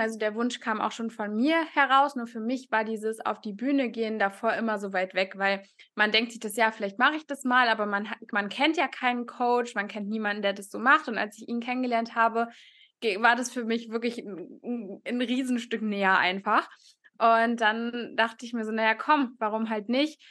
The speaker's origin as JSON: {"language": "German", "town": "Cologne", "region": "North Rhine-Westphalia", "country": "Germany", "said": "ich komme aus Köln, studiere aktuell noch ähm, Sportwissenschaften an der Sporthochschule"}